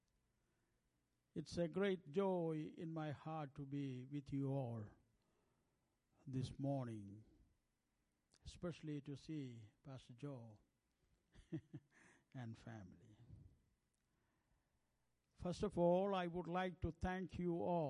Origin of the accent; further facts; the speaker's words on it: India; English is a second language; we have more than 1,600 languages in the land of India. I speak only one language among them, that is my mother tongue